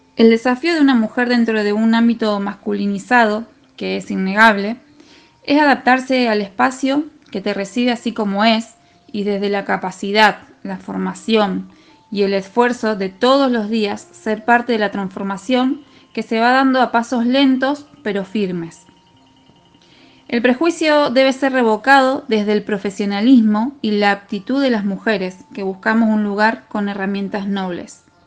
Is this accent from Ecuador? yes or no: no; Rosario, Santa Fe, Argentina; soy de Rosario Santa Fe